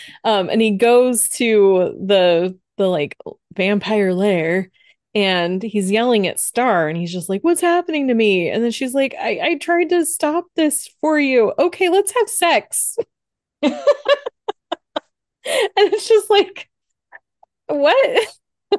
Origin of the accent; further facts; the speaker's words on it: Phoenix, Arizona, United States; We're from Phoenix. We're awesome people.